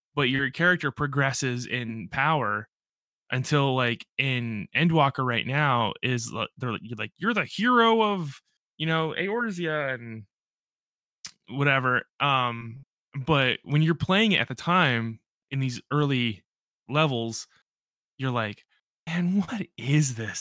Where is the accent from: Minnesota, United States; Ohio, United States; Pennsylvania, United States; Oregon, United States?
Pennsylvania, United States; Central; I'm not from Western or Eastern P